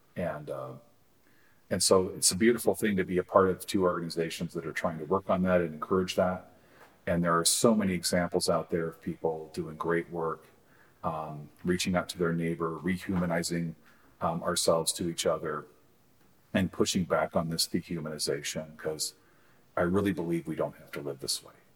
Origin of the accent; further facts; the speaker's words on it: Eastern Washington State, United States; I grew up in Eastern Washington State